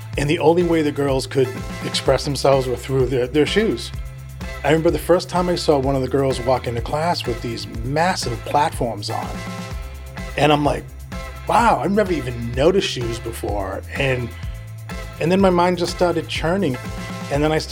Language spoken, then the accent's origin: English; Worcester, Massachusetts, United States; accent: Boston; I was born in Massachusetts. The big chunk of it was in Worcester, Massachusetts, where I went to high school and college